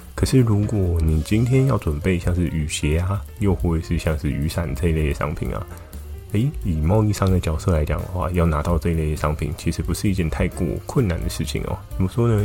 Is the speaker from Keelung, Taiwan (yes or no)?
yes; Keelung, Taiwan; 小时候住在基隆